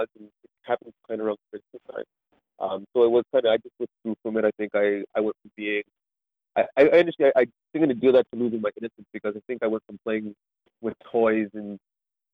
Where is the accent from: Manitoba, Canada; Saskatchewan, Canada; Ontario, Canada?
Ontario, Canada; Niagara Falls; also born or lived in St. Catharines, Ontario; I was born in Niagara Falls area. So I grew up there till about grade four. No, I think it was grade four. No, grade six, I moved to St. Catharines.